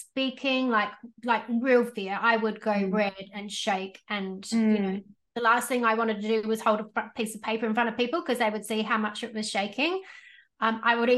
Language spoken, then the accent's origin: English; Australia; I was born in Australia, but all my cousins and stuff were born in the UK